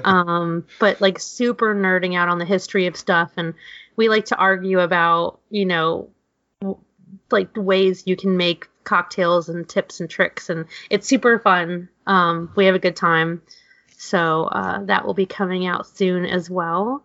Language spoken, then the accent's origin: English; New York City, New York, United States; growing up in New York City, my grandmother was obsessed with egg cream sodas